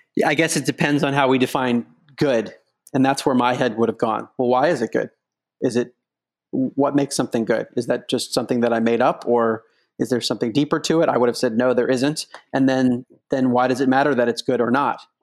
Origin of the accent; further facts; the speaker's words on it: outside of Baltimore, Maryland, United States; moved away as an adult; also born or lived in Princeton, New Jersey / New York / Boston; now in San Francisco, United States; I grew up outside of Baltimore, Maryland